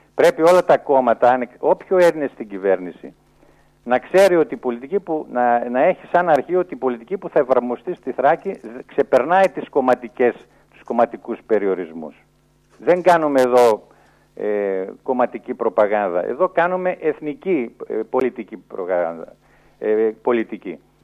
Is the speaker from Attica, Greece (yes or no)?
no; Eastern Macedonia and Thrace, Greece; ως Έλληνας χριστιανός που μένει στην περιοχή